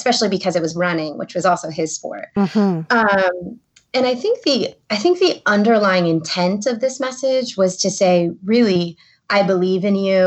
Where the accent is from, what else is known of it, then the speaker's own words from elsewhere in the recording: the Rust Belt, Midwest, United States; I grew up in the Midwest in the, you know, you could say the Rust Belt of the country